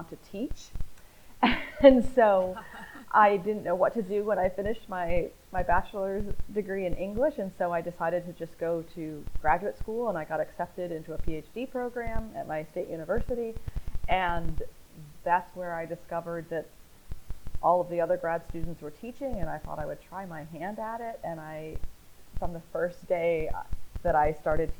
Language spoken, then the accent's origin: English; Northeast, United States; moved away as an adult; also born or lived in the South; now in Southern United States, United States; I was born and raised in the Northeast